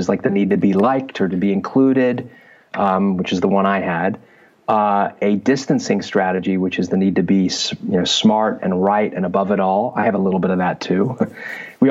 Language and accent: English; Southern California, United States; also born or lived in London, England; I was born in London, England. I came to the U.S., Southern California, when I was 8